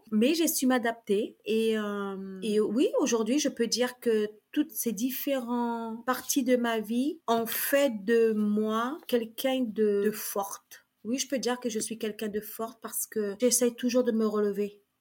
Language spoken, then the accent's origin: French; Saint-Laurent-du-Maroni, French Guiana; first language Kali'na; French is a second language; Donc j'ai fait mon école à Saint-Laurent-du-Maroni. Ma première langue c'était le Kalignatéléouyou et le néerlandais, puisque à Galibi c'était le néerlandais puisque c'est le Suriname.